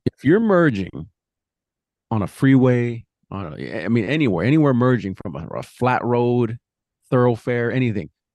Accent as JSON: {"language": "English", "region": "New Mexico", "country": "United States", "tie": "born or raised there", "moved": "yes", "said": "my hometown, New Mex"}